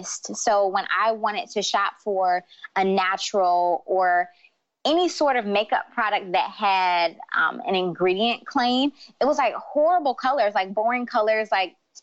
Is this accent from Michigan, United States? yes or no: yes; Detroit, Michigan, United States; moved away as an adult; also born or lived in New York; I grew up in Detroit where the standard of beauty is light skin, long hair